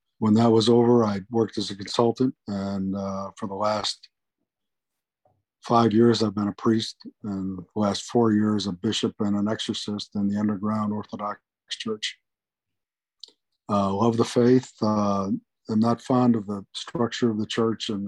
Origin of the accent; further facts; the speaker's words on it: Buffalo, New York, United States; I grew up in Buffalo, New York.